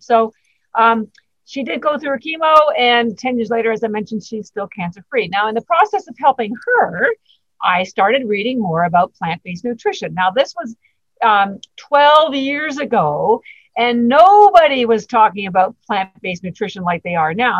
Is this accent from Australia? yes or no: no; Canada; moved away as an adult; now in Boston, United States; I'm actually Canadian, but I've lived in Boston uh, 33 years